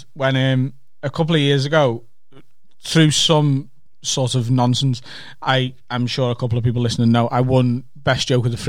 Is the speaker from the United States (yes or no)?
no; Liverpool, North West England, United Kingdom; I'm a comedian from Liverpool